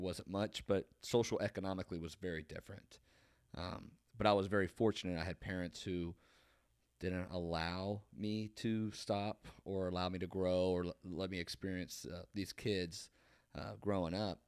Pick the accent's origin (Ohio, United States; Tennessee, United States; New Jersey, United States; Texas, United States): Ohio, United States; Marietta; I grew up on Harmer Hill. It's obviously on a hill. It's up above. It's on the west side of Marietta